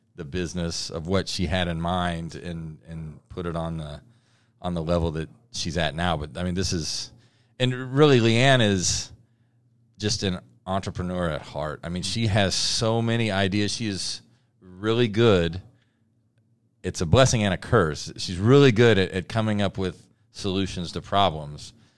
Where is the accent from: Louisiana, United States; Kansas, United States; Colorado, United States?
Kansas, United States; Louisburg; I grew up in Lewisburg, Kansas